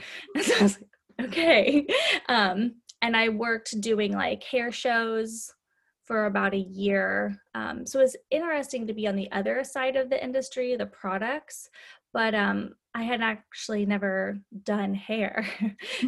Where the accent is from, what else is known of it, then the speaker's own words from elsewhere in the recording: Midwest, United States; moved away as an adult; also born or lived in California; I grew up in the Midwest. When I was 20, I moved to California